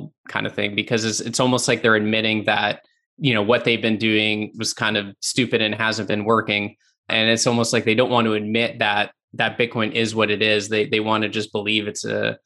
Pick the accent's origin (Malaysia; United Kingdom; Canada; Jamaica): Canada; I'm from Canada